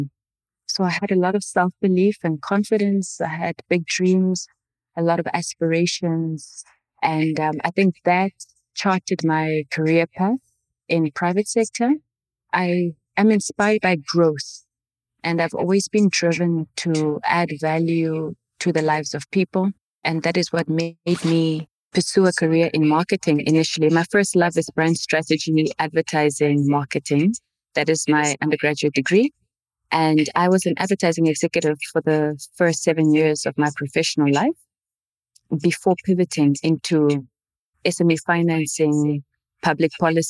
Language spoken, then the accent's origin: English; Windhoek, Khomas, Namibia; first language Oshiwambo; English is a second language; also born or lived in northern Namibia; born in a small missionary town in the northern part of Namibia, but raised in the capital city, Windhoek.